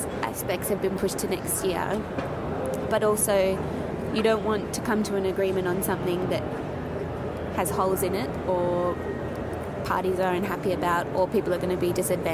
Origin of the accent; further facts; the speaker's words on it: Australia; as an Australian